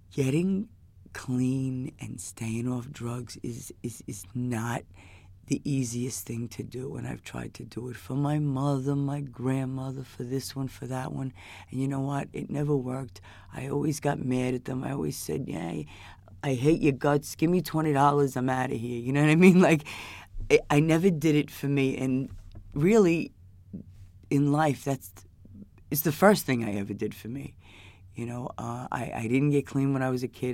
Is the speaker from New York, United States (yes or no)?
yes; New York City, New York, United States; I'm from, from New York. I'm from Queens.